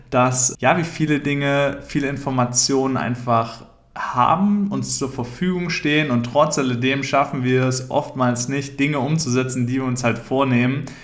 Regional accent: Küchheiling, Thuringia, Germany; Ich komme ursprünglich aus Thüringen, aus einem relativ kleinen Dorf, das heißt Küchheiling. Vielleicht kennst du das oder sagt dir das was. Auf jeden Fall. Es ist da einfach sehr ländlich, sehr ruhig.

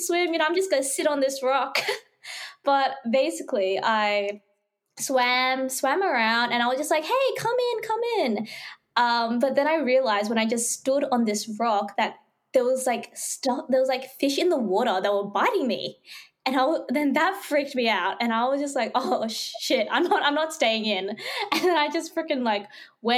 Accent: Fiji; moved away; my hometown, Fiji.

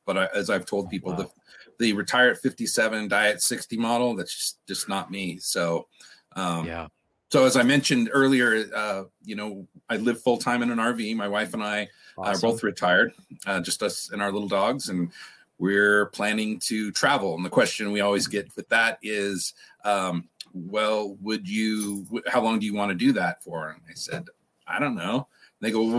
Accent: Redding, California, United States; I was about 7 years old growing up in Redding, California

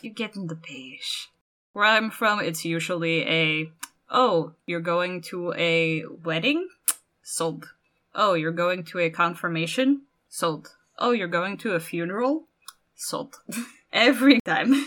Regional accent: Norway; I am from Norway

